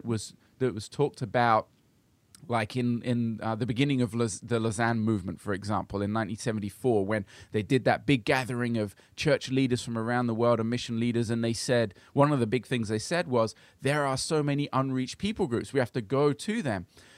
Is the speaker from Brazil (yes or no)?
yes; Brazil; my parents were missionaries, and I grew up in Brazil because of that.